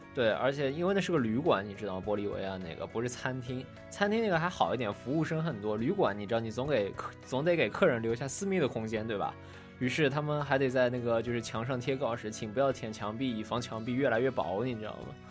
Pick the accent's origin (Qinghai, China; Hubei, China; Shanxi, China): Qinghai, China; 在我们青海那边